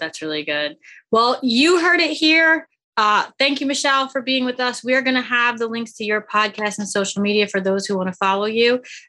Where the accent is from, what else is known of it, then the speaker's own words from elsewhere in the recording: Seoul, South Korea; born there; I'm Korean American, right? I was born in Seoul, Korea